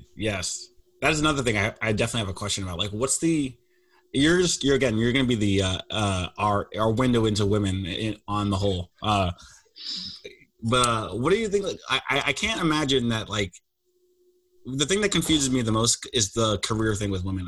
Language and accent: English; United States; I'm American